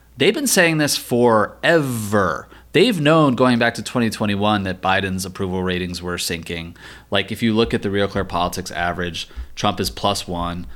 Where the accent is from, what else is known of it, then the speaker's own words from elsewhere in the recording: Virginia, United States; my home state of Virginia